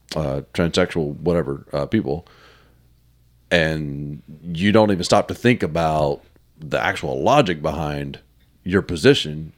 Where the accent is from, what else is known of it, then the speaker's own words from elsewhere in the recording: the South, United States; I'm from the South